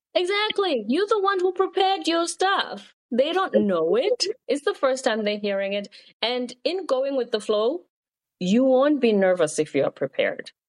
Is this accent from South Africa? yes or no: yes; South Africa; moved away; also born or lived in South Korea; I'm from South Africa. At the time, my country was going through political changes